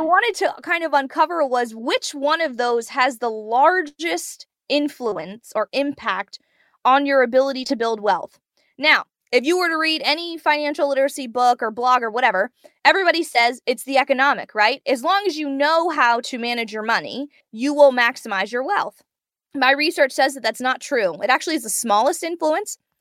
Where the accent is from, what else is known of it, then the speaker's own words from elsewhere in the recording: Prince George's County, Maryland, United States; I grew up in Prince George's County, Maryland